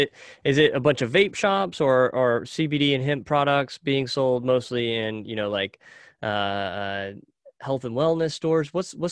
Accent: Knoxville, Tennessee, United States; I was actually born and raised in Knoxville, Tennessee, so not too far away.

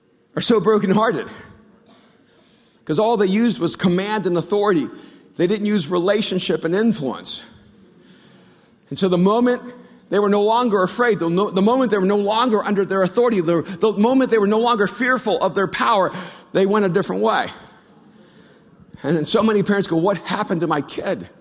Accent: Miami, Florida, United States; also born or lived in El Salvador; When I grew up in Miami, when we came over from El Salvador.

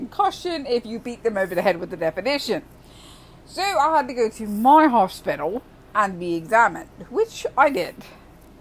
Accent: United Kingdom; I'm a Brit

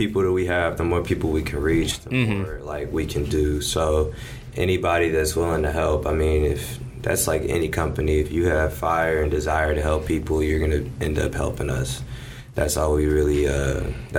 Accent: Louisville, Kentucky, United States; I'm from Louisville, always. No matter where I go, it's my home. It raised me.

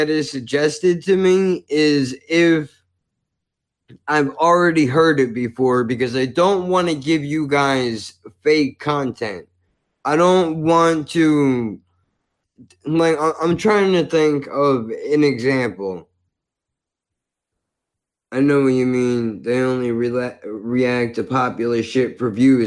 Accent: United States; as an American

